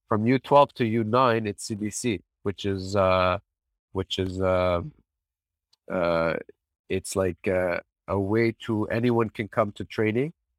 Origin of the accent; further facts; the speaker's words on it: Canada; I'm born here, I'm Lebanese